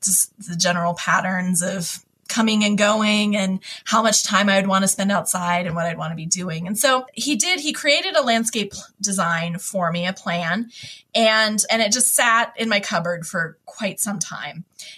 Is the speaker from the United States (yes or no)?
yes; Hawaii, United States; I moved a lot as a kid, but I grew up mostly in Hawaii when I was, you know, like middle school on.